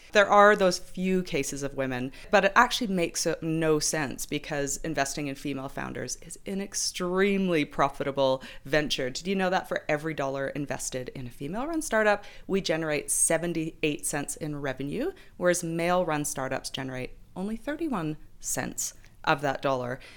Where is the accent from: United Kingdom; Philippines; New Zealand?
New Zealand; We're just randos from New Zealand.